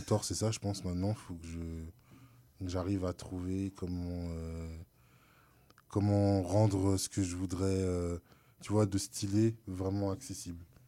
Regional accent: France; je suis français

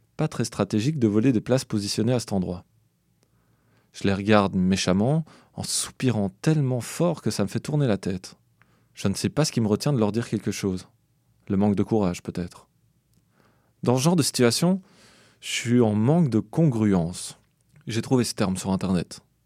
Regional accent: Belgium; moved away as an adult; je viens de Belgique

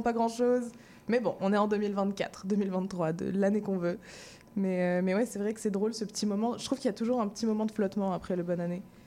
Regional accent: Madagascar; moved away; j'ai grandi à Madagascar

